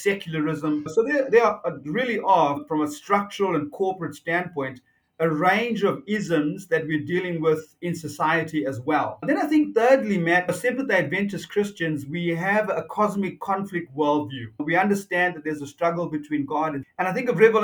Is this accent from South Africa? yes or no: yes; South Africa; moved away as an adult; also born or lived in New Zealand / Avondale, Australia; now in Australia; Originally, I'm from South Africa. Yes. Born and raised in South Africa.